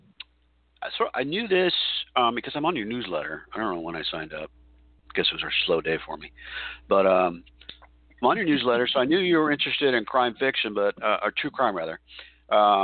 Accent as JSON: {"language": "English", "town": "San Diego", "region": "California", "country": "United States", "tie": "born or raised there", "said": "I grew up in San Diego"}